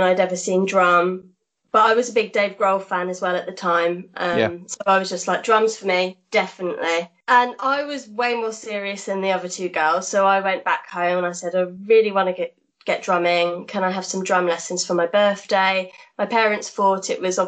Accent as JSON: {"language": "English", "town": "Norwich", "region": "East of England", "country": "United Kingdom", "also_born_or_lived": "Wolverhampton", "moved": "yes", "said": "I was from Norwich at the time, so we went to the UEA"}